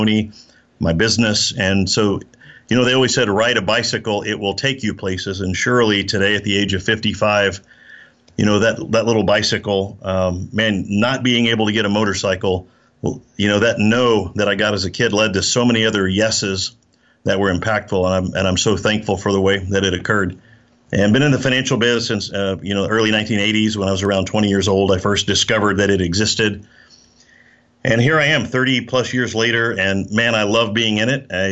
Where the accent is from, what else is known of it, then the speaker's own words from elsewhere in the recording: Oklahoma, United States; also born or lived in Austin, Texas; now in Texas, United States; I'm from Oklahoma, and I live in Texas